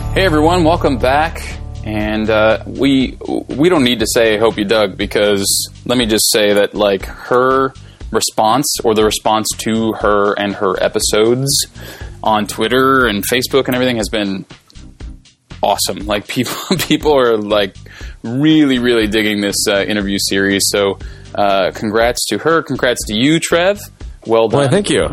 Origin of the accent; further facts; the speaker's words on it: Riverside, California, United States; I'm from Riverside